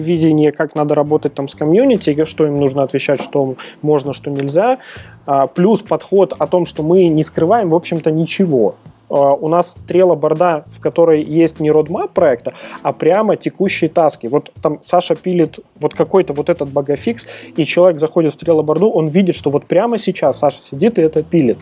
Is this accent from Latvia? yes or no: no; Belarus; я белорус